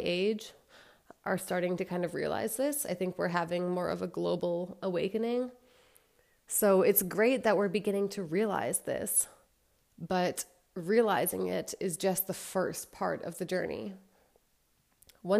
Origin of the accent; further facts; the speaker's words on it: United States; I'm from the States